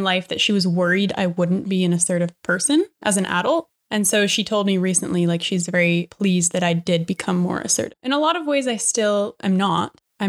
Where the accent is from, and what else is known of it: Vancouver, British Columbia, Canada; born or raised there; also born or lived in Victoria, British Columbia